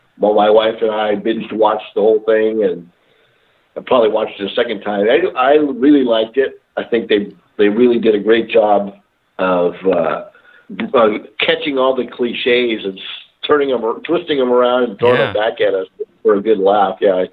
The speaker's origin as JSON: {"language": "English", "country": "Philippines", "lives_now": "Murrieta, United States", "said": "you know, I'm Filipino and I've always done stick fighting"}